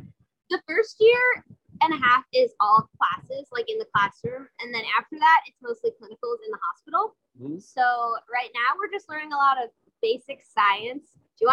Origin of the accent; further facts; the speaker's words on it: New York, United States; I'm from New York.